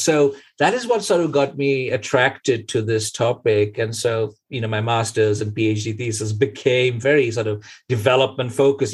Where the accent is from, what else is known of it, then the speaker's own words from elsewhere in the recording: Kolkata, West Bengal, India; moved away as an adult; now in Norway; born in Calcutta, but lived most of our lives in the West